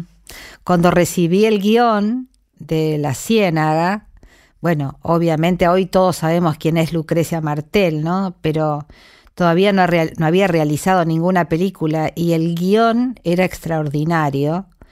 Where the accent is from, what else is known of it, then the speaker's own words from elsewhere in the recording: San Luis, Argentina; moved away; mi infancia transcurrió en San Luis